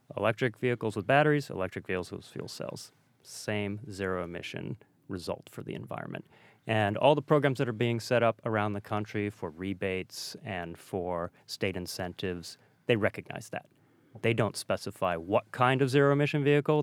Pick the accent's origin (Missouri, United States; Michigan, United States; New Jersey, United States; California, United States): Michigan, United States; Detroit; I grew up in Detroit